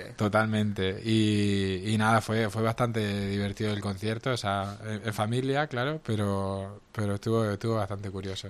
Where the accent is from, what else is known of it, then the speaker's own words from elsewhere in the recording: Roquetas de Mar, Andalusia, Spain; mi pueblo, a Roquetas de Mar, allí en Almería